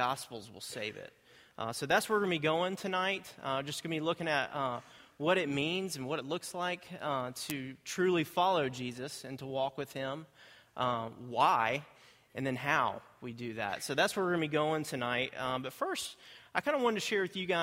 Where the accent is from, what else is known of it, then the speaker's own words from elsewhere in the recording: Greensboro, North Carolina, United States; I grew up in Greensboro. I was born and raised there.